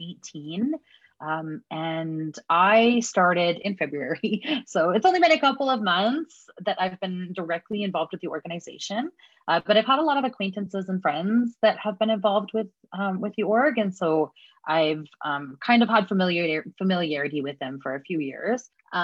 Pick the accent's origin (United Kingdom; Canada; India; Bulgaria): Canada; Edmonton, Alberta; I use they, them, or she, her pronouns. And I'm from Edmonton, or, you know, it's colonially known as Edmonton.